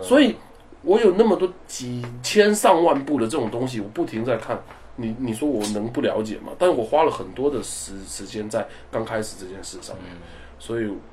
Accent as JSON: {"language": "Chinese", "country": "China", "said": "我们是来自中国的Barber"}